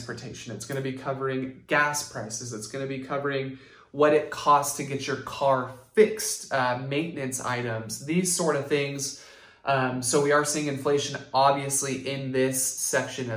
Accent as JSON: {"language": "English", "town": "Santa Rosa", "region": "California", "country": "United States", "tie": "born or raised there", "said": "Being born and raised in Santa Rosa"}